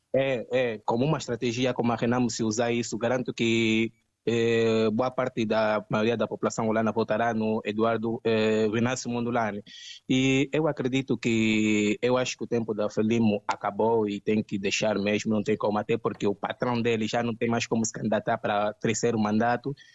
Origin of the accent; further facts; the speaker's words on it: Angola; now in Luanda, Angola; como angolano que eu sou